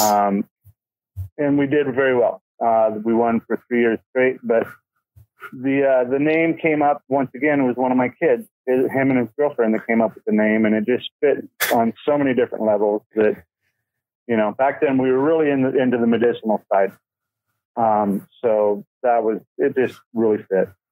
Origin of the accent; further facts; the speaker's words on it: Colorado, United States; also born or lived in Oregon; now in California, United States; I'm actually from Colorado. I was born in Colorado.